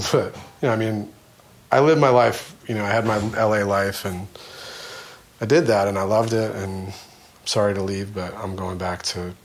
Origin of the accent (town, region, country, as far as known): Michigan, United States; born or raised there; moved away; also born or lived in Dayton, Ohio